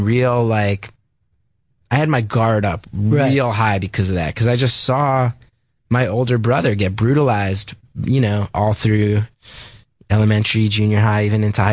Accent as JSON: {"language": "English", "town": "West Orange", "region": "New Jersey", "country": "United States", "tie": "born or raised there", "said": "a lot of it took place in West Orange, my hometown"}